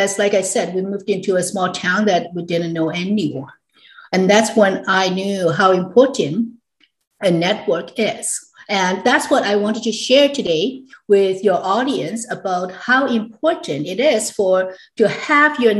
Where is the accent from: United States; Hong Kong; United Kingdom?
Hong Kong; born or raised there